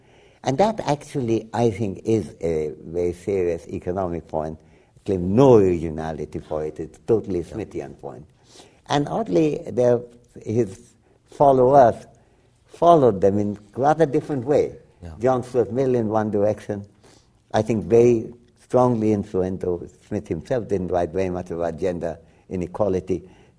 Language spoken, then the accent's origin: English; Dhaka Division, Bangladesh; first language Bengali; Bengali was my first language, and I have a strong Bangladeshi identity, too, since my family is from Dhaka.